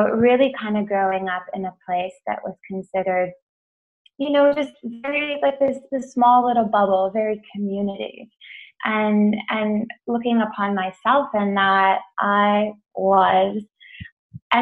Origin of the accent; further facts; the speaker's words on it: Edmonton, Alberta, Canada; now in Toronto, Canada; I grew up in Edmonton, Alberta, Canada, which is a small little kind of, well, not small town, it's like it's the capital of the province. But I grew up probably about 25 minutes outside of that.